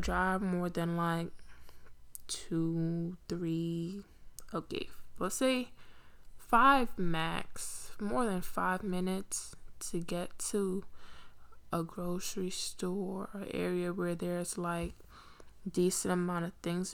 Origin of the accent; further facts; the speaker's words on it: New York City, New York, United States; also born or lived in Pennsylvania; I grew up in Brooklyn, spent most of my life there